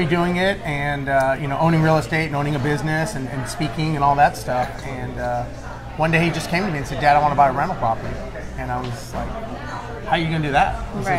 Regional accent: Huntington Beach, California, United States; moved away as an adult; also born or lived in Los Angeles / Guam; now in Houston, United States; I was born and raised on the West Coast in Huntington Beach, Orange County area. August of 2001, we moved here to Houston.

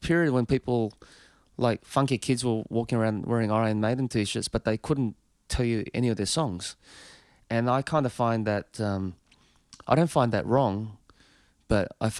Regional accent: Australia; Being Australian.

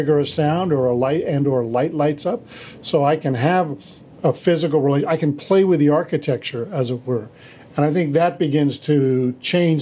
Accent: Washington, District of Columbia, United States; I was raised in Washington, D.C.

